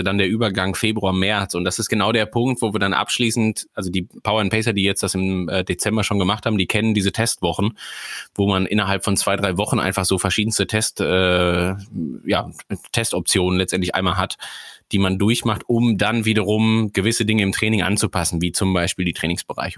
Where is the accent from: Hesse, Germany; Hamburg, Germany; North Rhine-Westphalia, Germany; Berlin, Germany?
North Rhine-Westphalia, Germany; Sauerland; now in Schleswig-Holstein, Germany; ich komme aus einer Region, die auf 400 Metern in der Mitte des Deutschlands